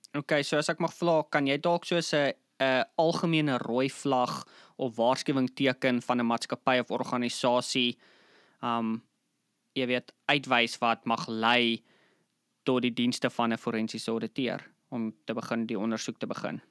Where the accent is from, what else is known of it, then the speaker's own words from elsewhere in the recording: Bloemfontein, Free State, South Africa; ek obviously ja in Bloemfontein groot geword